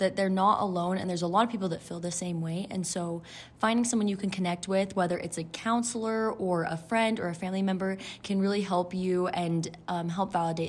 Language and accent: English; Utah, United States; I'm from Utah and I am currently a student at BYU.